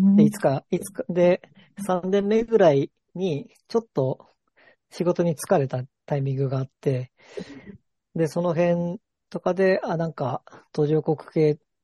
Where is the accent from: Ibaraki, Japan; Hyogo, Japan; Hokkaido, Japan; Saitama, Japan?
Ibaraki, Japan; moved away as an adult; also born or lived in Yokohama; 茨城出身